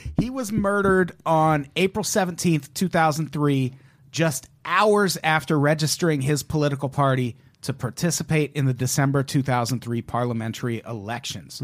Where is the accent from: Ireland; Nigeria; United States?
United States; as an American